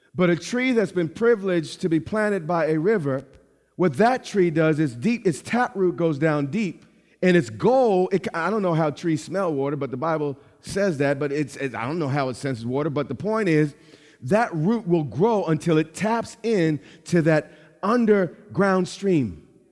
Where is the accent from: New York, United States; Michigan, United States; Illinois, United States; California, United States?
New York, United States; I'm from New York.